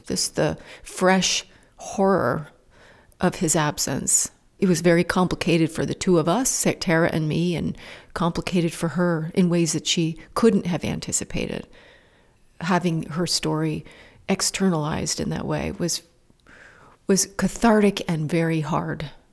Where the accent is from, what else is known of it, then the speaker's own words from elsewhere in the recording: Calais, Vermont, United States; This town, where I live in Callis, is very different from Marshfield, which is the town next door. It's very different. I'm from Callis, I'm not from Marshfield.